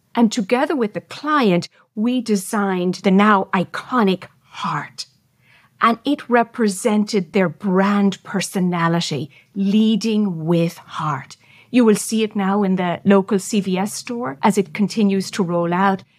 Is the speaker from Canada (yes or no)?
no; Ireland; I'm Irish, so we love storytelling